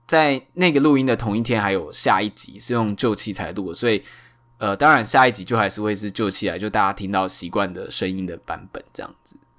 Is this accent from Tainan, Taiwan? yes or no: yes; Tainan, Taiwan; now in Taipei, Taiwan; 因为我是台南人